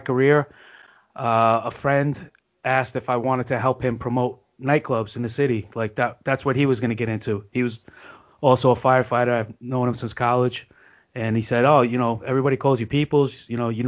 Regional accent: New York, United States; I'm a New Yorker.

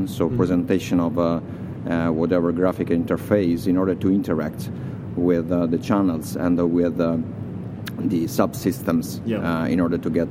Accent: Italy; I'm coming from Italy.

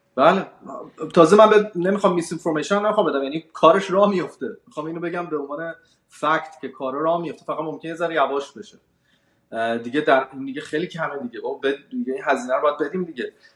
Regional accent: Iran; moved away; ما هم که اومدیم از ایران بیرون

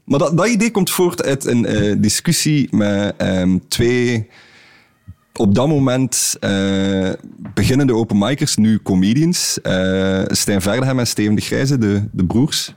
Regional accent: Belgium; we als Belgen

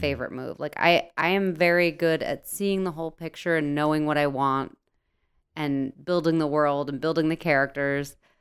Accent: New Jersey, United States; I'm from New Jersey. Everything I do is based in New Jersey

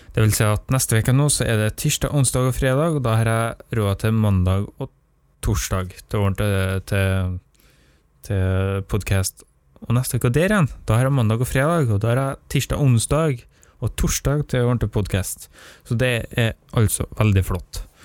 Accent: Nordmøre, Møre og Romsdal, Norway; jeg er nordmøring

